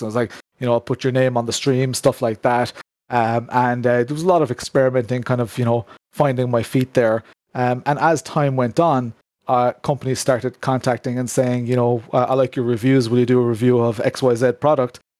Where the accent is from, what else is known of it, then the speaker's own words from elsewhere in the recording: Ireland; within Ireland, you know, a lot of people refer to me as that Irish sim racer, you know, that that Irish YouTuber